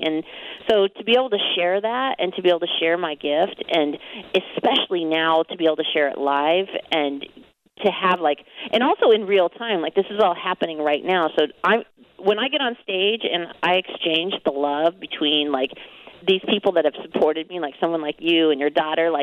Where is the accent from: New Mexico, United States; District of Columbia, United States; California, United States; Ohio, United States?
California, United States; Anaheim; I'm from Anaheim